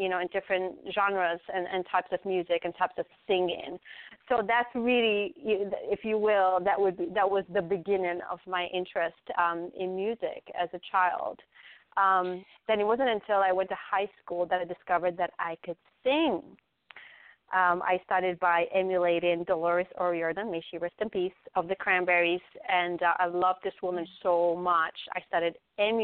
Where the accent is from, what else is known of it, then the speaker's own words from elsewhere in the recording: Tangier, Tanger-Tetouan-Al Hoceima, Morocco; moved away as an adult; now in Raleigh, United States; I grew up in Tangier, Morocco, born and raised.